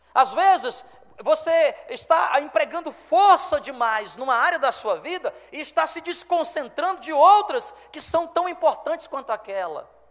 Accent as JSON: {"language": "Portuguese", "town": "Fortaleza", "region": "Ceará", "country": "Brazil", "moved": "yes", "lives_now": "Roraima, Brazil", "said": "eu sou fortalezense"}